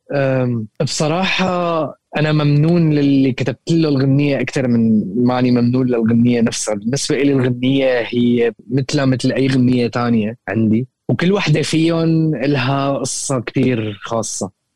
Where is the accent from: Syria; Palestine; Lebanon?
Syria; moved away as an adult; نحن آه، كسوريين